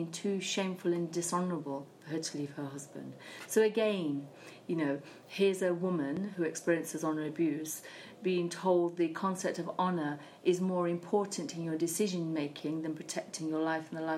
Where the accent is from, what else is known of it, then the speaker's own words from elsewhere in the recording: United Kingdom; I was born in Britain alongside my sisters